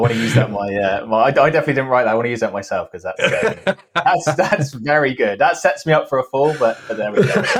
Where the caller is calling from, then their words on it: Cheltenham, South West England, United Kingdom; Cheltenham. So for those who are not necessarily familiar with the geography of the UK, it's sort of like west, southwest England.